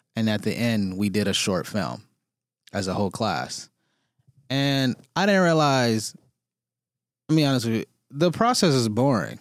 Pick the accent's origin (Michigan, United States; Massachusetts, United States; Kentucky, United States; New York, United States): Michigan, United States; Detroit; moved away as an adult; now in Toronto, Canada; I grew up in Detroit. I grew up on the east side of Detroit, went to university there, and then I moved to Toronto